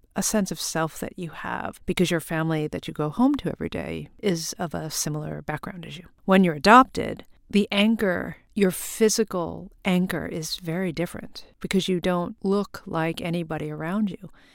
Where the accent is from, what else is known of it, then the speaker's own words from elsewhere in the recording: Long Island, New York, United States; also born or lived in Korea; I was born in Korea and adopted to a white family on Long Island, and I grew up in primarily white Christian neighborhoods